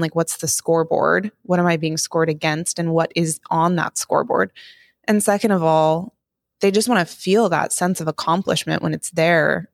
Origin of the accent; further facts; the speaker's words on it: Montana, United States; I grew up in Montana